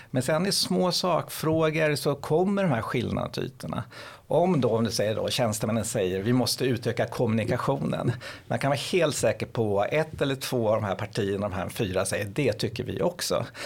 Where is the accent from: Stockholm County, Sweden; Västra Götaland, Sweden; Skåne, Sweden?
Stockholm County, Sweden; Lidingö; nu kommer jag från Lidingö, vi såg att många områden vi har ju sänkt skatten en hel